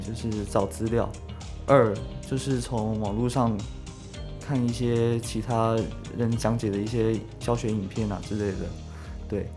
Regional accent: Kaohsiung, Taiwan; 中山离我家近嘛，我是高雄人。

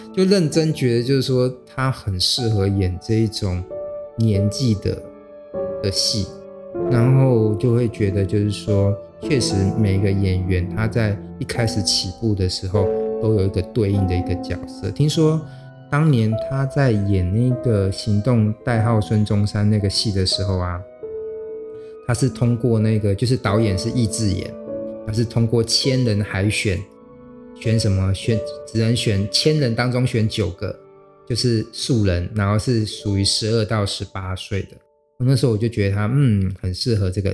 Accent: Xinzhuang, New Taipei, Taiwan; 因为我老家就在新庄嘛

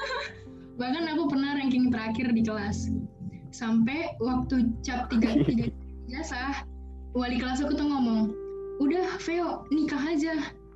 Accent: Jakarta, Indonesia; SMA di Jakarta

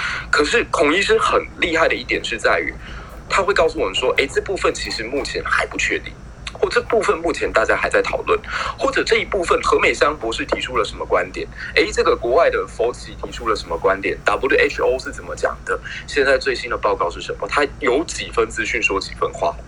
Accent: Taiwan; 我觉得身为一个台湾人好，好好幸运能够拥有你们这样子的一群战友。

